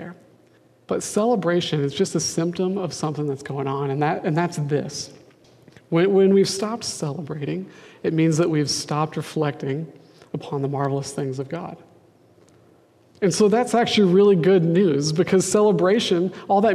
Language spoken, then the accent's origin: English; Denver, Colorado, United States; now in Seattle, United States; I'm from Denver